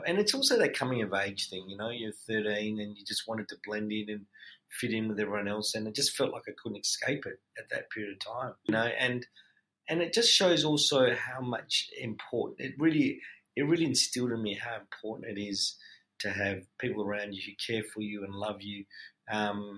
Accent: Perth, Western Australia, Australia; moved away as an adult; also born or lived in Malaysia; now in Melbourne, Australia; I was born in Malaysia and was fortunate enough to come to Australia at a young age of 5, and very happy that Mum picked Perth, and through Perth have made such a strong sense of community and friendships through growing up in that city

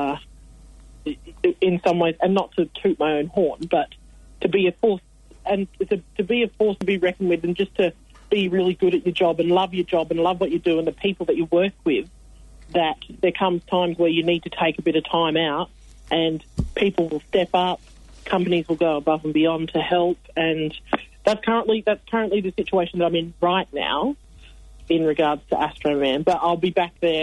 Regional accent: South Australia, Australia; moved away as an adult; now in Melbourne, Australia; I don't originally come from Melbourne. I come from South Australia. I grew up in South Australia

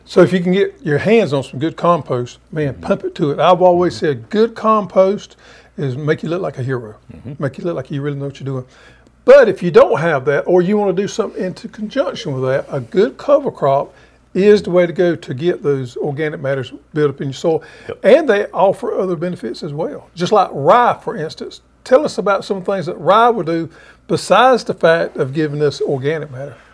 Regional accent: the South, United States; we was raised here in the South

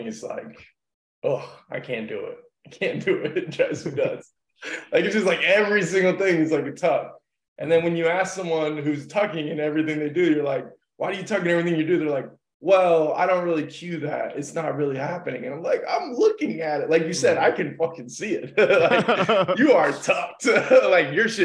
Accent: Miami, Florida, United States; moved away; also born or lived in New York City; I grew up in Miami and South Florida. I lived in New York City

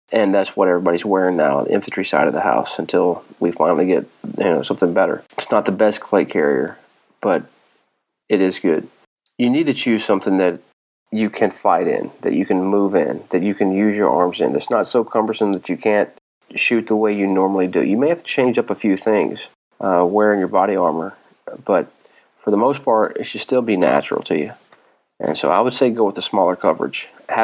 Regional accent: North Carolina, United States; It's somewhat sad state here in NC. I know how it is. I'm from North Carolina.

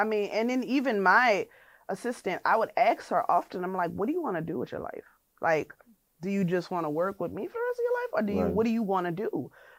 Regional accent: New Orleans, Louisiana, United States; I'm from New Orleans.

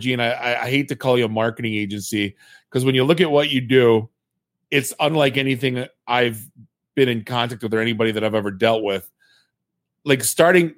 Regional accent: Warren, Michigan, United States; I grew up in Warren

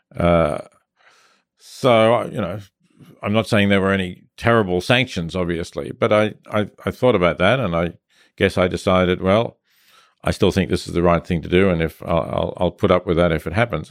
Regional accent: Melbourne, Victoria, Australia; I was growing up in Australia

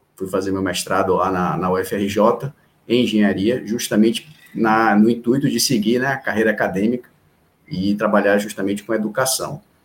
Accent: Salvador, Bahia, Brazil; also born or lived in Recife; eu sou de Recife, mas eu moro aqui em Salvador sempre desde de um ano de idade, então minha vida inteira foi foi aqui em Salvador

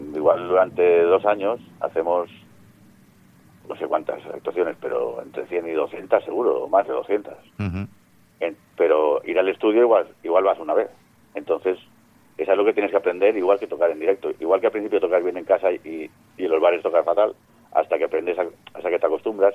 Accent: Mallorca, Balearic Islands, Spain; moved away as an adult; now in Barcelona, Spain; yo soy mallorquín, pero estoy instalado en, Barcelona

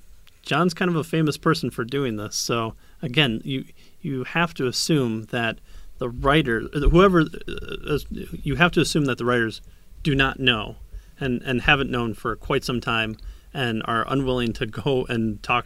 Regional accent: Kalamazoo, Michigan, United States; born there; I was born in Kalamazoo, and I was born in Michigan.

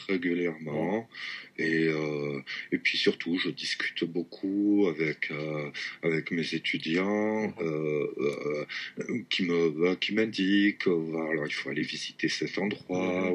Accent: the South-West, south-west France, France; moved away as an adult; also born or lived in Toulouse / Marseille; now in Tokyo, Japan; je viens du Sud-Ouest, d'un tout petit village du Sud-Ouest

